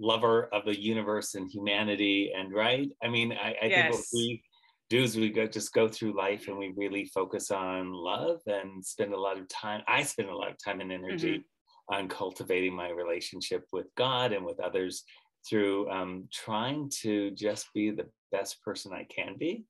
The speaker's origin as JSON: {"language": "English", "region": "Central California", "country": "United States", "tie": "born or raised there", "said": "I was raised in Central California in a farming community"}